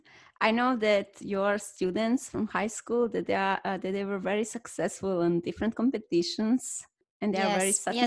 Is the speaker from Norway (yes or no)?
no; northern Serbia, Serbia; born or raised there